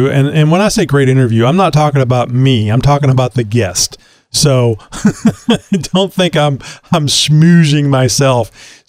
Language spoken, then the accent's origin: English; United States; being an American